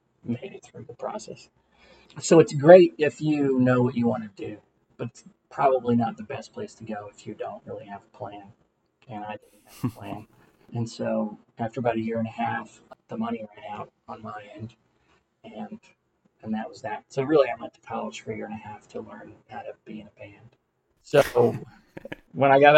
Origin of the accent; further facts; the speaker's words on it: Atlanta, Georgia, United States; also born or lived in Massachusetts; I was born and raised here in Atlanta, which is rare.